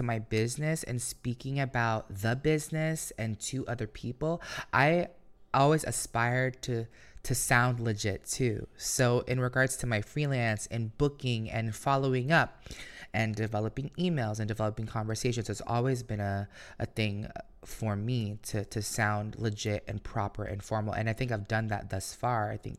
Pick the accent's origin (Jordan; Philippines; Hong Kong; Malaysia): Philippines; because I grew up insecure. Like, how can I be this credible source or this person? Because, you know, being Filipino, like, you need a diploma, you need a degree, you need a good job